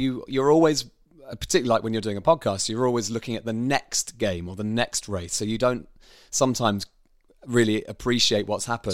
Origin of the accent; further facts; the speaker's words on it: Bishop's Stortford, East of England, United Kingdom; where did you grow up?" I said, "Well, Bishop Stortford